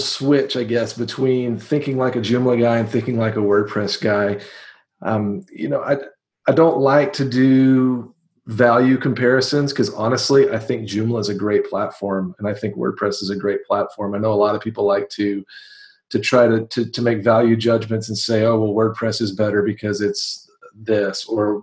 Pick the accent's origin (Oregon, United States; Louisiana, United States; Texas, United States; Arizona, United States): Texas, United States; Waco; I'm from Waco, Texas